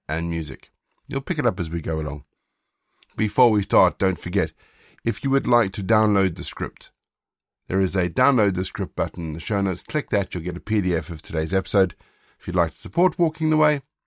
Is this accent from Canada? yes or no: no; South Africa; now in United Kingdom; I grew up in South Africa